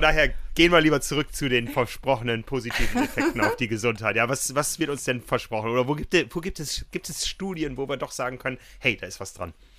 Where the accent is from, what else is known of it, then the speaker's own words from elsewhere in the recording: North Rhine-Westphalia, Germany; accent: Westphalian; Das kommt so eher aus dem Westfälischen. Man hört es meiner Stimme ja so ein bisschen